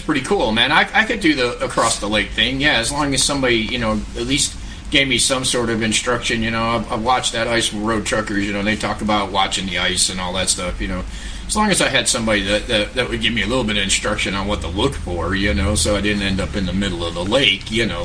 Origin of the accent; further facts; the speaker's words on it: New York, United States; moved away; I grew up in New York where they salt the roads